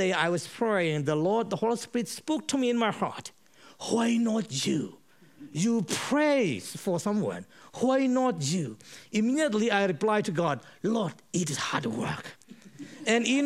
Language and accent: English; Chin Hills, Chin State, Myanmar; I was born and brought up in Chin Hills.